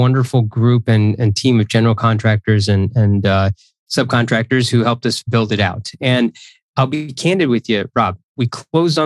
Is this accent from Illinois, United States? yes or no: yes; Central Illinois, United States; also born or lived in Chicago, Illinois; I am a proud Illinoisan. I was born in Central Illinois, raised there